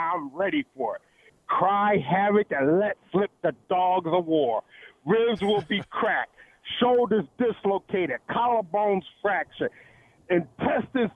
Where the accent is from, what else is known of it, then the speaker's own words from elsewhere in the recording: Philadelphia, Pennsylvania, United States; born and raised in Philadelphia.